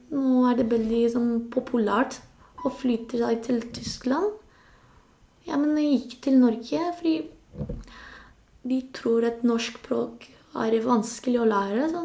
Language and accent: Norwegian; Spain; Norwegian is a second language; now in Norway; Det er ikke lett, fordi det er litt annerledes enn der jeg kommer fra. Men jeg, jeg synes ikke jeg skal, jeg skal tilbake til Spania.